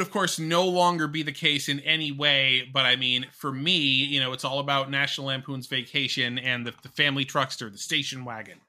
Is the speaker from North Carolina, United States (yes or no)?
no; Connecticut, United States; my home state of Connecticut.